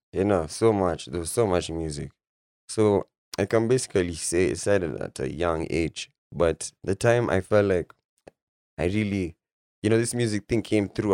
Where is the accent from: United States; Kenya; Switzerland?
Kenya; Nairobi; also born or lived in Isiolo; I'm from Nairobi, Lang'ata, Nairobi.